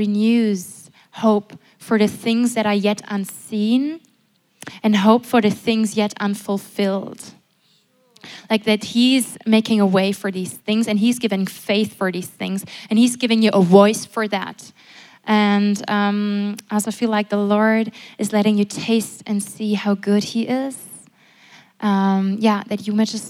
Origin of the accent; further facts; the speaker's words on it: Germany; I'm from Germany